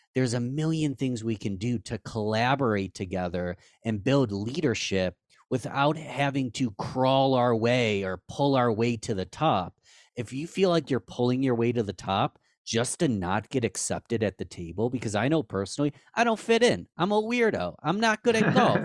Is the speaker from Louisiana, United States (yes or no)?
no; Rochester, New York, United States; our hometown of Rochester, New York